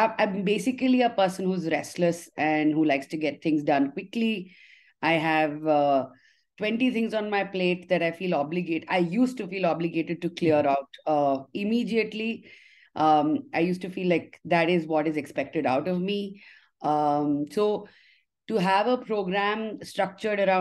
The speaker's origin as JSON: {"language": "English", "town": "Haridwar", "region": "Uttarakhand", "country": "India", "tie": "born or raised there", "also_born_or_lived": "Delhi", "said": "I was born in Delhi, but raised in Haridwar."}